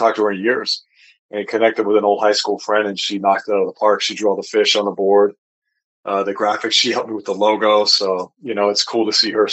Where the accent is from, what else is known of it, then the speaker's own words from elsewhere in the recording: Wyoming, United States; now in Salt Lake City, United States; I grew up in Wyoming